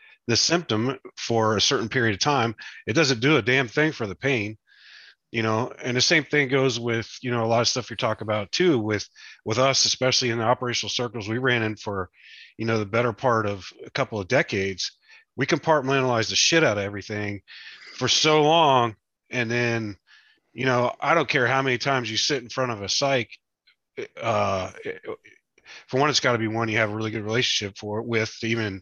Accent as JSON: {"language": "English", "region": "West Virginia", "country": "United States", "tie": "born or raised there", "said": "I grew up in West Virginia. We had horses."}